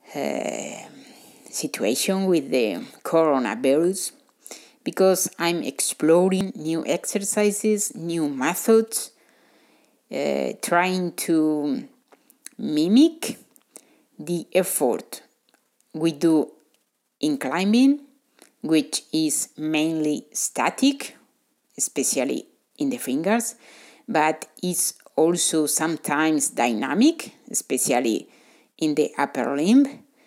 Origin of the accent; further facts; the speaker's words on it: Spain; I'm from Spain.